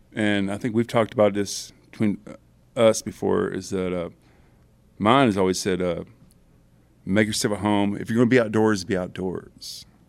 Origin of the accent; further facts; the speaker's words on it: Broken Bow Lake, Oklahoma, United States; I was raised in campers on Bow Lake when I was born